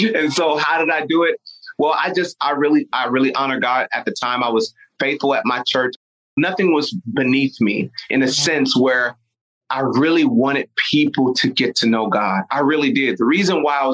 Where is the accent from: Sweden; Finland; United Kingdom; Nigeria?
Nigeria; I'm Nigerian